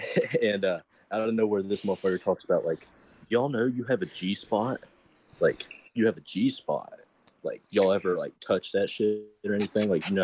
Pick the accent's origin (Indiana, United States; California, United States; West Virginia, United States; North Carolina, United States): West Virginia, United States; West Virginia.